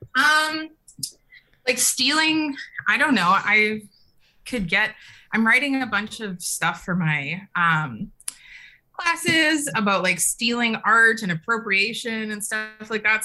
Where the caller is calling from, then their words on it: Vancouver, British Columbia, Canada; I'm calling from Vancouver, Canada